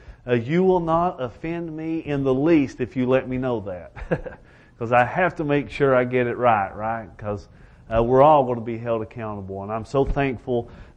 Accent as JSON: {"language": "English", "town": "Elkhorn City", "region": "Kentucky", "country": "United States", "said": "I am from Elkhorn City, Kentucky."}